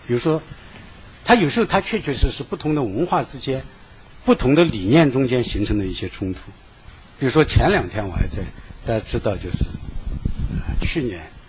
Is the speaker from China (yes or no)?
yes; Sichuan, China; 原来我的老家那一带是在四川